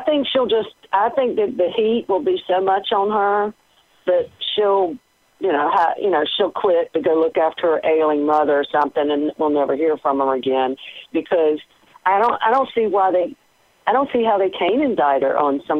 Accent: United States; we're all Americans.

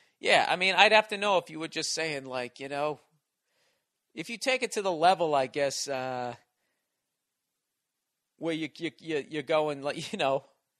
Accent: Southern United States, United States; What are you asking me, because I'm from the South?

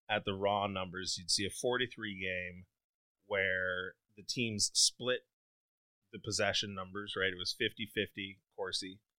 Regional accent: Minnesota, United States; moved away as an adult; now in Los Angeles, United States; I am from Minnesota.

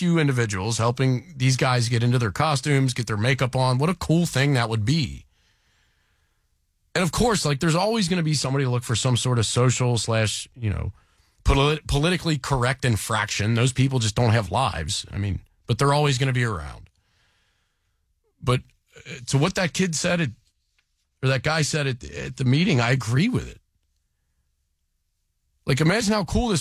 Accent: Delhi Township, Ohio, United States; also born or lived in Sayler Park; I grew up in Delhi

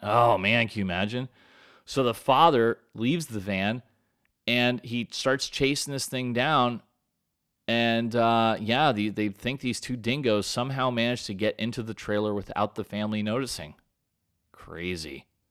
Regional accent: United States; I'm American through and through

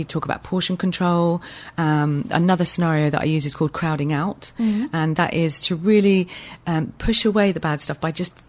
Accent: Weybridge, South East England, United Kingdom; also born or lived in United States; My family had emigrated, had a few children there, and then came back. So I grew up in Weybridge.

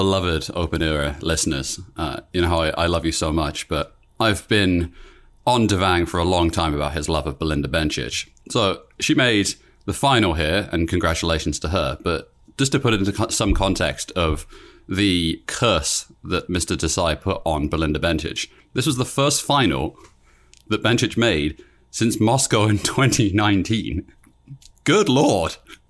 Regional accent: United Kingdom; I must admit, so I grew up in Britain.

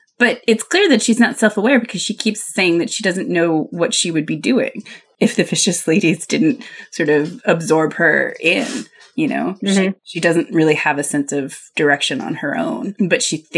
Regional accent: Pennsylvania Dutch country, United States; I grew up in Pennsylvania, Dutch country

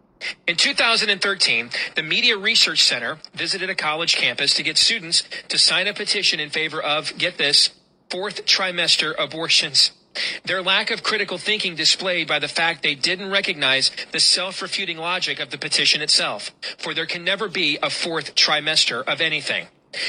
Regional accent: Iowa, United States; I even went directly to the head of my National Right to Life chapter in my home state of Iowa.

